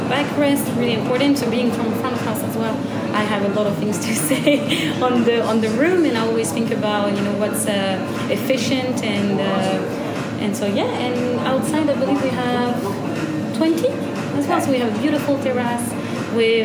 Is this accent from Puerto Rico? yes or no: no; Gers, Occitania, France; moved away as an adult; also born or lived in Agen / Birmingham / Switzerland / United States; I'm from the département Gers. I was born in Agen